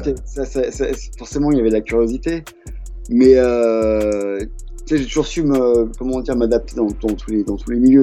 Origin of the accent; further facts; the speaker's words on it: France; moved away as an adult; also born or lived in United States / Sacramento, California / Montpellier / Paris; now in New York, United States; je suis franco-américain, donc je suis mmh. né aux États-Unis, mais j'ai grandi en France